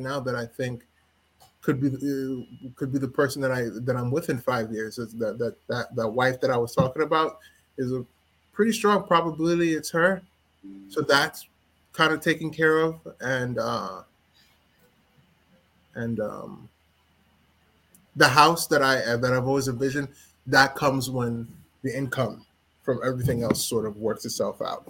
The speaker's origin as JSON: {"language": "English", "region": "New York", "country": "United States", "said": "I'm a New Yorker for life."}